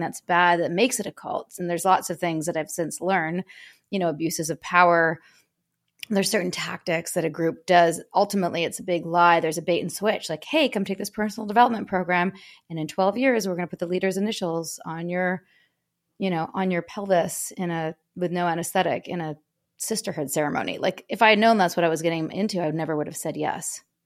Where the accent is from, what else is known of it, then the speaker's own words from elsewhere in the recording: Vancouver, British Columbia, Canada; I'm from Canada, born and raised in Vancouver.